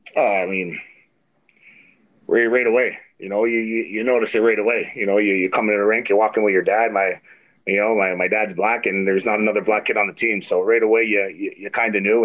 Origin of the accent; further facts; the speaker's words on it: Toronto, Ontario, Canada; growing up in Toronto and playing hockey